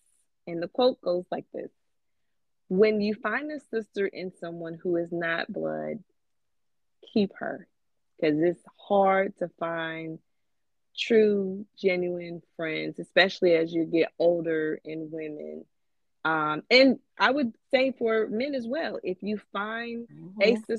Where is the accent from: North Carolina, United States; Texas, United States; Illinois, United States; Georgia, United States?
North Carolina, United States; now in Seattle, United States; Well, because I'm from North Carolina, and North Carolina, Seattle, that's on the other side of the country.